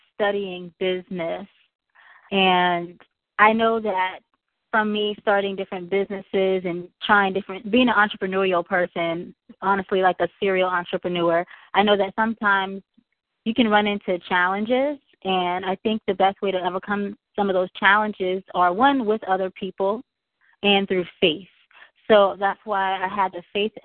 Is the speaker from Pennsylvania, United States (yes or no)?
no; Charleston, South Carolina, United States; I am from Charleston, South Carolina